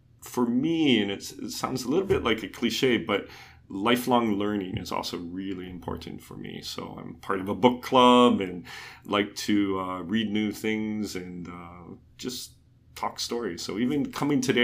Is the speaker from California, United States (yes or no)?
no; Honolulu, Hawaii, United States; also born or lived in Colorado / Tokyo / Los Angeles; born and raised in Honolulu.